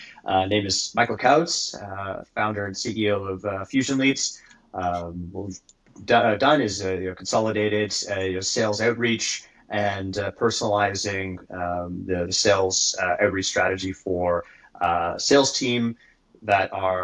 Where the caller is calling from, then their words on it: Kingston, Ontario, Canada; I'm calling from the White North. Specifically in a small town called Kingston, which is halfway between Toronto and Ottawa.